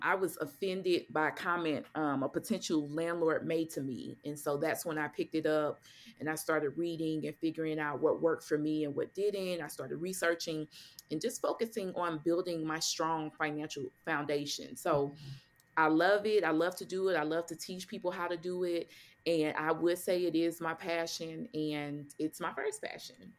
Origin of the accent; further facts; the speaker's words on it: St. Louis, Missouri, United States; moved away as an adult; now in Dallas, United States; I'm originally from St. Louis, Missouri